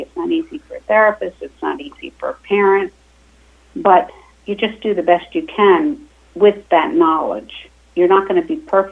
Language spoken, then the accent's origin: English; Pennsylvania, United States; now in New York, United States; I grew up in a small town in Pennsylvania